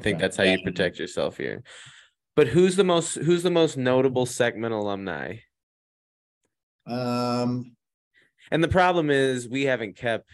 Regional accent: Imperial, Missouri, United States; growing up in Imperial and going to Secman

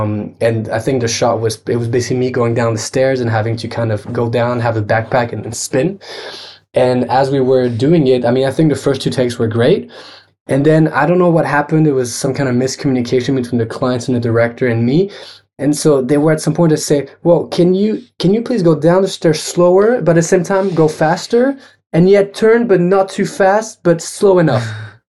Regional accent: France; one of the biggest networks of artists that I grew up with in France watching

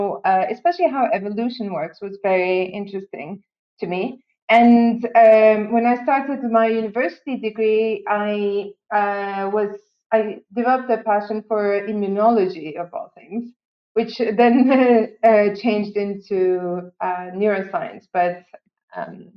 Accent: near Ankara, Turkey; moved away; I grew up in Turkey, actually, close to Ankara, the capital.

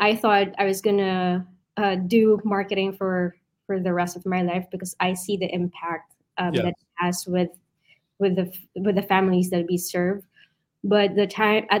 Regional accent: Philippines; now in New York City, United States; I was born and raised in the Philippines

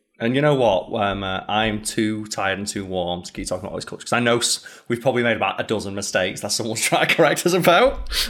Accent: United Kingdom; because it's hard to be, like, nationalistic as a Brit.

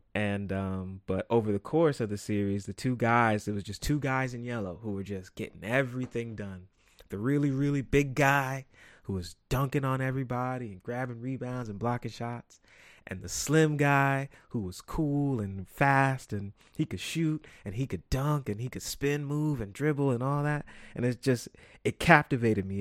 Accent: New York City, New York, United States; I'm from New York." And they say, "What part of New York?" And I say, "The Bronx."

